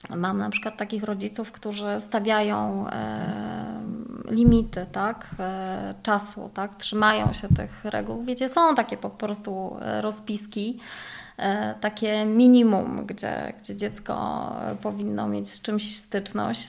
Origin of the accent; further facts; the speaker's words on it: Poznań, Greater Poland, Poland; ja pochodzę z Poznania